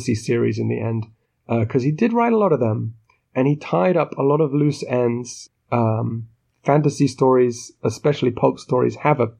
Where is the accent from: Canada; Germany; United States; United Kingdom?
United Kingdom; But I'm British